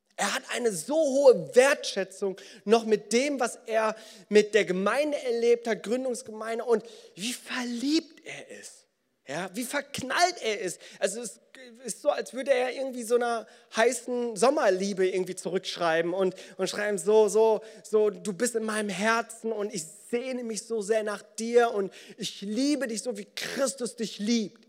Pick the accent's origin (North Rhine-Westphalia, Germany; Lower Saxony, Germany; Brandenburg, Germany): North Rhine-Westphalia, Germany; Bonn; unter uns Bonnern